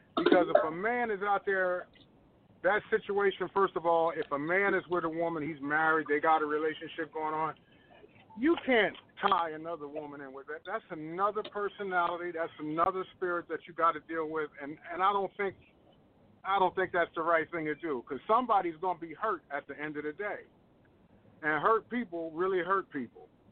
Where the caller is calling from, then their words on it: Philadelphia, Pennsylvania, United States; I'm calling from Philadelphia